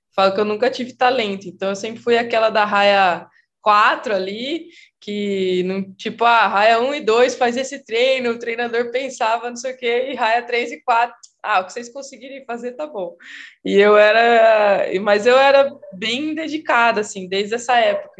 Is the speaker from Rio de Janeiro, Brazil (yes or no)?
no; Piracicaba, São Paulo, Brazil; moved away as an adult; also born or lived in Rio Claro; now in Campinas, Brazil; eu sou de Piracicaba, sou piracicabana